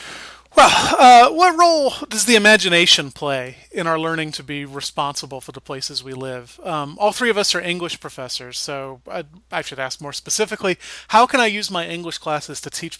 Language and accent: English; Atlanta, Georgia, United States; now in Hopkins, United States; I grew up in Metro Atlanta. In Metro Atlanta, I mean, the suburbs of Atlanta exist once Atlanta starts expanding. So even the ritziest suburbs have absolutely no character whatsoever.